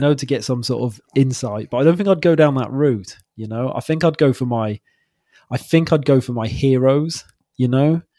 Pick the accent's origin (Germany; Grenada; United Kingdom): United Kingdom; Wales; moved away as an adult; now in Wirral, United Kingdom; I'm from Wales originally